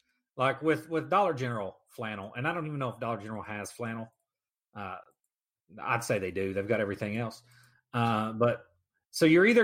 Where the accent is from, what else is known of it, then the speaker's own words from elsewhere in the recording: Kentucky, United States; Yeah, I've got a whole bunch of Carhartt stuff. I'm from Kentucky.